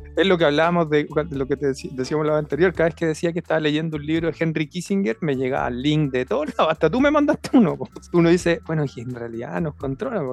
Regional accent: Chile; como buen chileno

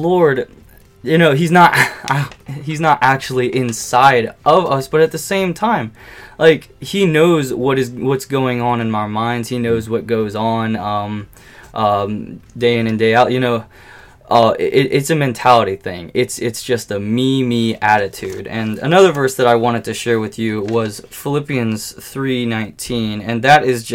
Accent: United States; I'm an American

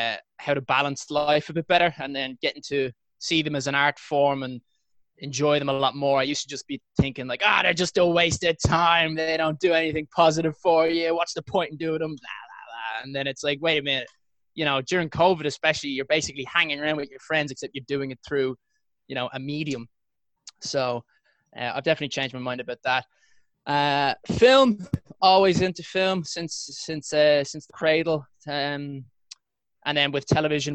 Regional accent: Ireland; moved away as an adult; now in London, United Kingdom; So I'm from Ireland. It's where I currently am living at the moment, just because after my first round of chemo treatment, I wanted to go home and visit my parents.

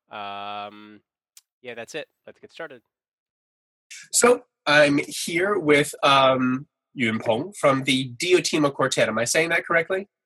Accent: Taipei, Taiwan; something going on here in my hometown in Taipei

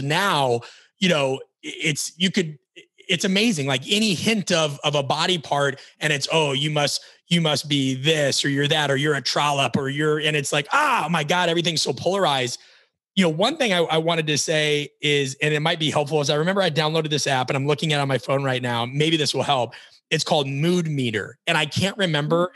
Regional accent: Omaha, Nebraska, United States; moved away; also born or lived in Florida; We're both from Omaha, Nebraska

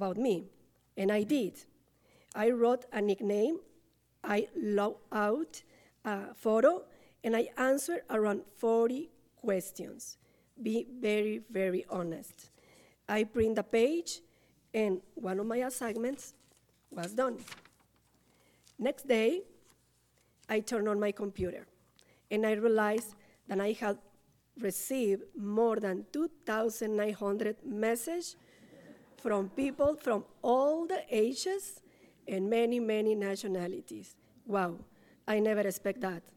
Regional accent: Monterrey, Nuevo León, Mexico; English is a second language; moved away as an adult; now in Lethbridge, Canada; I am from Monterrey, Nuevo León, Mexico

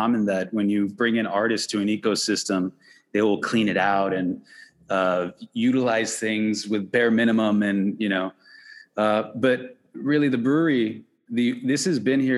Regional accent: Alhambra, California, United States; also born or lived in Lincoln Heights, Los Angeles; now in Los Angeles, United States; I'm actually born and raised in Alhambra.

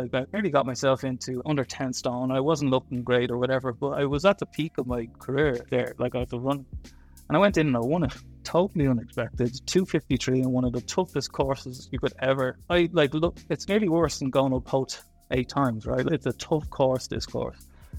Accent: Dublin, Leinster, Ireland; I did, yeah. Born and bred.

